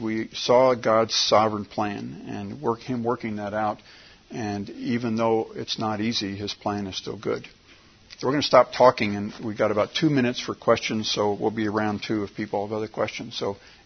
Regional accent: United States; as an American

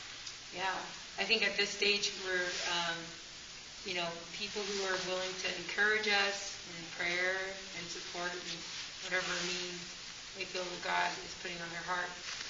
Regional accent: Nigeria; Yeah, I'm Nigerian.

